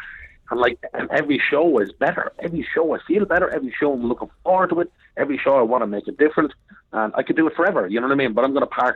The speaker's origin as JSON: {"language": "English", "country": "Ireland", "said": "I'm not an Englishman. I'm an Irishman"}